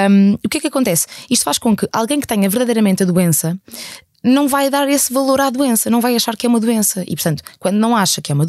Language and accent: Portuguese; Algarve, Portugal; eu sou do Algarve. Eu sou do Algarve, mas é que não sou de Faro, eu sou aqui de uma terrazinha muito perdida.